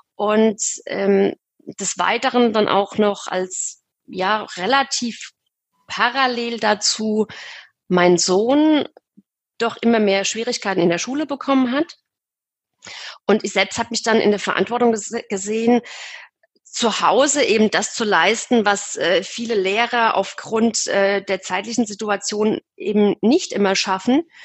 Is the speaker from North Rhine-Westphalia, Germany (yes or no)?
no; Aschaffenburg, Bavaria, Germany; ich komme aus dem Raum Aschaffenburg